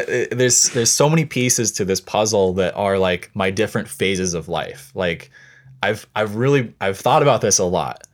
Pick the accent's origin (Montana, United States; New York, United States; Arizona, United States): Montana, United States; now in Seattle, United States; I grew up in Montana